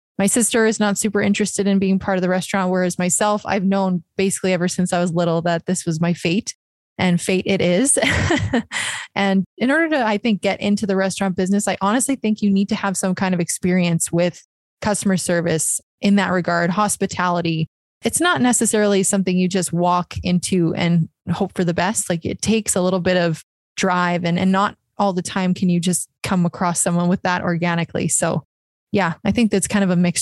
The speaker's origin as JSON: {"language": "English", "town": "Lloydminster", "region": "Saskatchewan", "country": "Canada", "said": "I am from Lloydminster, Saskatchewan"}